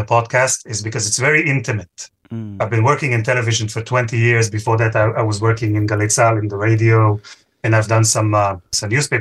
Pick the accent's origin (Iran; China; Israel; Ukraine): Israel; moved away as an adult; now in London, United Kingdom; I'm from Israel